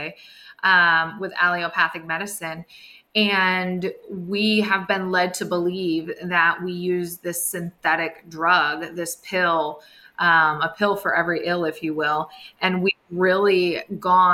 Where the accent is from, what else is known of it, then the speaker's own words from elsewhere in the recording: East Lansing, Michigan, United States; I grew up right outside of Michigan State